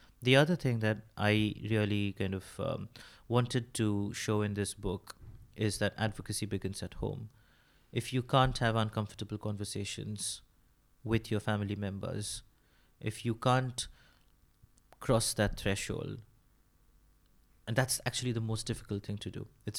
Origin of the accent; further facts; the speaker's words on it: India; first language Bengali; English is a second language; I probably pull out something in my mother tongue.